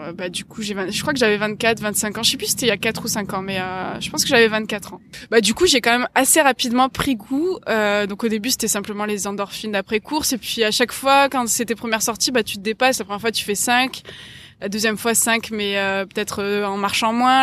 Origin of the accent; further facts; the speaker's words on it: Marseille, Provence-Alpes-Côte d'Azur, France; j'ai grandi à Marseille, enfin j'ai grandi juste à côté de Marseille jusqu'à mes 8 ans et ensuite en, centre-ville